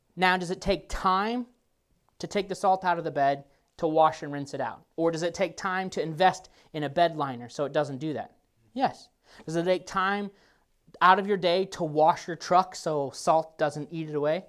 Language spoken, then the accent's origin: English; Nebraska, United States; moved away; I grew up in Nebraska